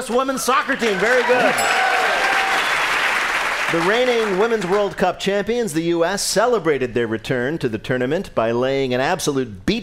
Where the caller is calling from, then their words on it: Warrenville, Illinois, United States; I'm calling from Warrenville, Illinois, about 30 miles due west.